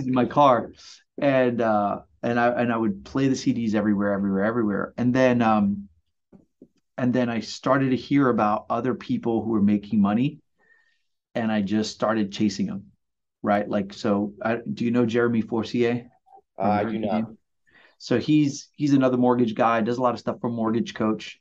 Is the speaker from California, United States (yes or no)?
no; New York City, New York, United States; moved away as an adult; also born or lived in Puerto Rico; now in Long Beach, United States; I was born in Puerto Rico, grew up in Brooklyn, and uh, worked for Disney back in the late '90s. And they sent me here to work